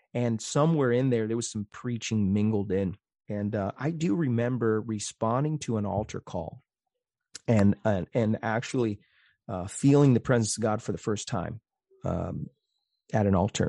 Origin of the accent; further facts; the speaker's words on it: Phoenix, Arizona, United States; moved away; I grew up in North Phoenix